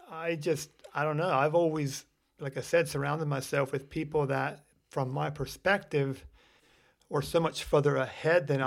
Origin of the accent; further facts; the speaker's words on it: Lancaster County, Pennsylvania, United States; we grew up here in Lancaster County